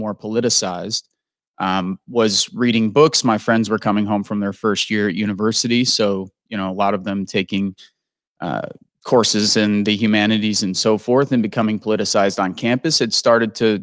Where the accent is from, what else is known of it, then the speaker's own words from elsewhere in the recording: Midwest, United States; growing up in the Midwest, I was raised on all of those films